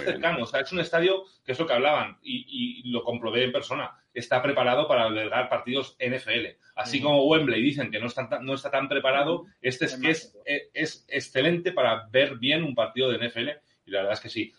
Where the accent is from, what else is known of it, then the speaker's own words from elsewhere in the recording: Spain; yo soy un fan español de los Giants